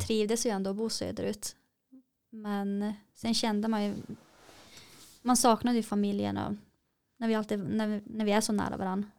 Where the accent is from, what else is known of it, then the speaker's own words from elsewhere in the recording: Kiruna, Norrbotten County, Sweden; vi är ju från Kiruna.